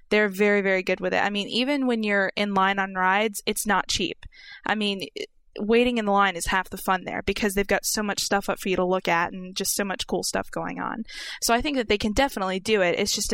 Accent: Orlando, Florida, United States; I mean, I go to Universal Studios fairly regularly because I'm from Orlando.

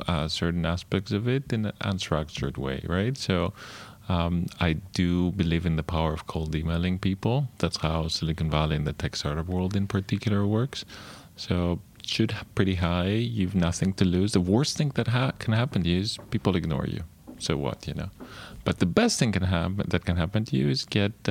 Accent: Greece; moved away as an adult; growing up in Greece

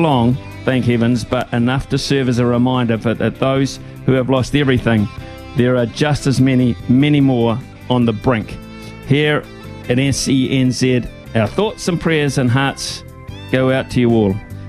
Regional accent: Wellington, New Zealand; now in Hawke's Bay, New Zealand; growing up in Wellington

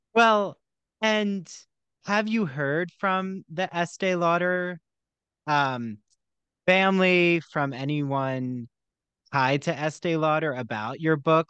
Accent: New Jersey, United States; I grew up in South Jersey and right by Philly

